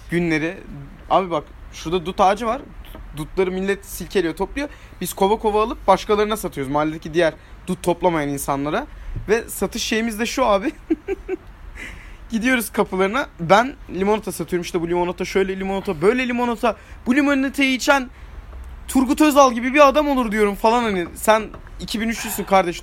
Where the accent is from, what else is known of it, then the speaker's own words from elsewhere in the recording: Turkey; Türküz hepimiz